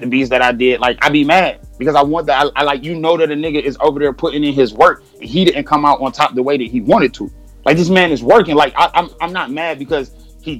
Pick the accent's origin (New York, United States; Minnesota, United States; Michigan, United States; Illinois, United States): Michigan, United States; Detroit; I'm from Detroit